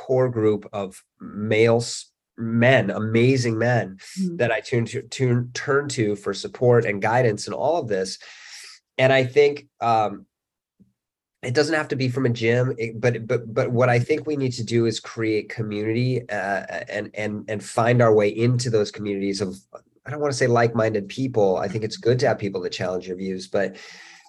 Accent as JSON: {"language": "English", "town": "Salt Lake City", "region": "Utah", "country": "United States", "tie": "born or raised there", "also_born_or_lived": "Canmore / Boulder / Bozeman", "moved": "yes", "lives_now": "Los Angeles, United States", "said": "I grew up in Salt Lake City."}